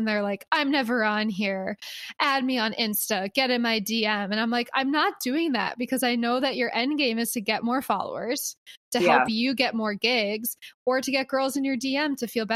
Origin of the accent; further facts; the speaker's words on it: Philadelphia, Pennsylvania, United States; now in Los Angeles, United States; I was from Philly